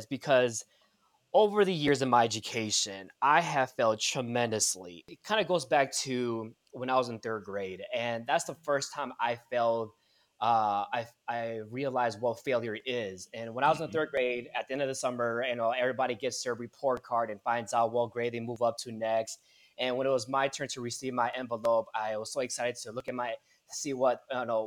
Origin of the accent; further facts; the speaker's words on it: Milwaukee, Wisconsin, United States; moved away as an adult; now in Chicago, United States; I was born and raised in Milwaukee, Wisconsin